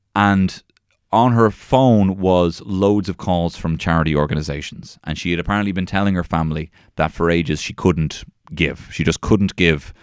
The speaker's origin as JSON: {"language": "English", "country": "Ireland", "said": "I'm the Irish carrot top"}